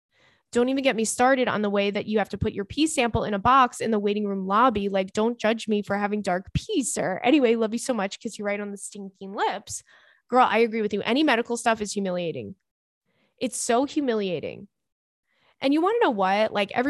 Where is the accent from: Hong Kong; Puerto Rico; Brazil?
Brazil; moved away as an adult; now in Canada; I moved to Canada last year. I'm from Brazil. I'm from Brazil for my master's and I love it here, but moving to a different country alone and starting everything from scratch is not easy at all.